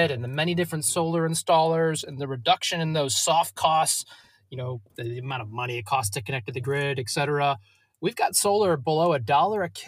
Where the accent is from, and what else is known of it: Ohio, United States; now in Australia